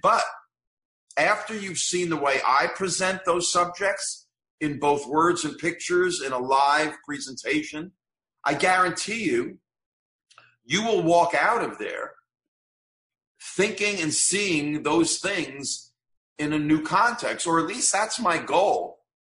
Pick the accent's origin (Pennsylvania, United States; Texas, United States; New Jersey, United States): New Jersey, United States; Fair Lawn; as a kid growing up in Fair Lawn, New Jersey